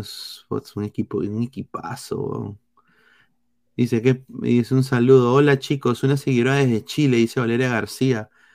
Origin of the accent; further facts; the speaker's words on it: Peru; now in United States; como peruano